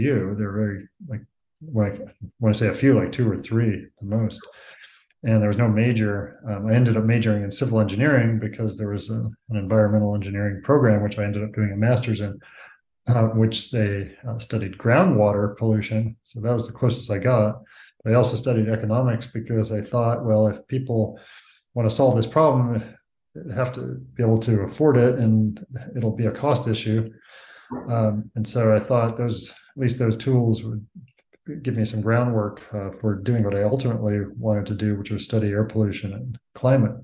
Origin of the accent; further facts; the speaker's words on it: Los Altos Hills, California, United States; I grew up in Los Altos Hills, California, near Palo Alto, halfway between San Francisco and San Jose